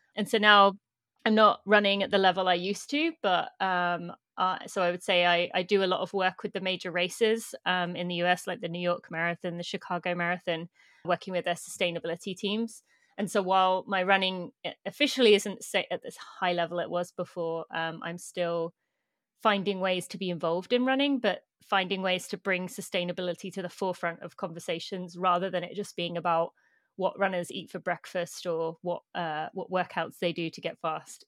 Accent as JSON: {"language": "English", "country": "United Kingdom", "moved": "as an adult", "lives_now": "United States", "said": "I'm British, but I live in the US"}